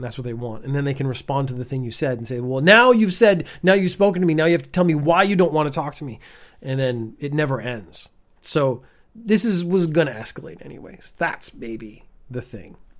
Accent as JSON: {"language": "English", "country": "Canada", "moved": "yes", "lives_now": "Japan", "said": "I, as a Canadian, have never fully adapted to the Japanese summer"}